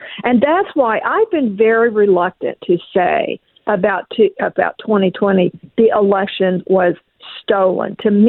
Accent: Oklahoma, United States; I was raised in Oklahoma when Oklahoma was a very Democratic state.

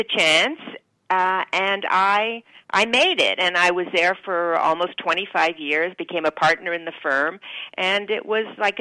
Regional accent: Toronto, Ontario, Canada; moved away as an adult; also born or lived in New York; I was born in Toronto, grew up there, and when I was 19, I decided to get the hell out of Dodge, and I came to New York

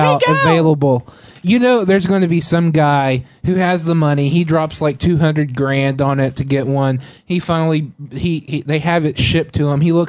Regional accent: Texas, United States; I'm from Texas.

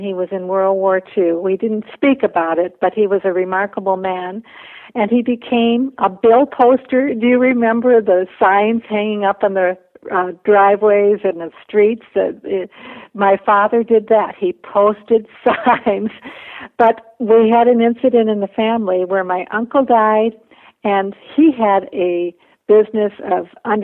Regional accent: Minnesota, United States; also born or lived in Bolivia; I went to school full-time to the University of Minnesota

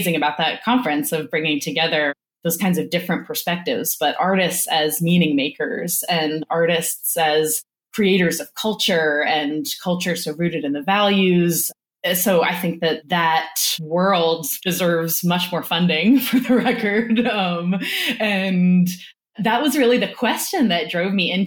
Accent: New Orleans, Louisiana, United States; moved away; I grew up in New Orleans

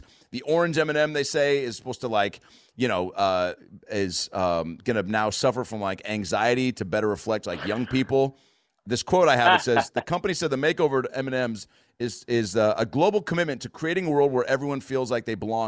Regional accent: United States; I'm from America.

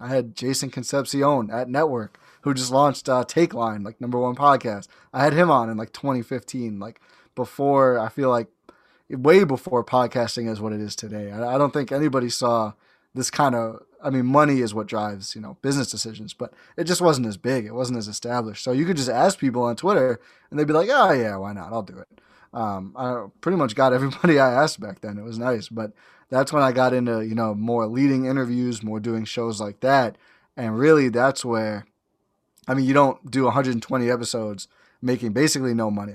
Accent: Milwaukee, Wisconsin, United States; also born or lived in Oshkosh, Wisconsin; born and raised in Milwaukee, went to Oshkosh for college

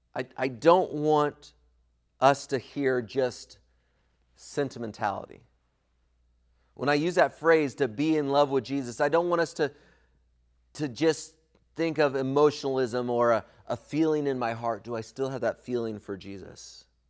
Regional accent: Southern California, United States; When I was a kid growing up in Southern California

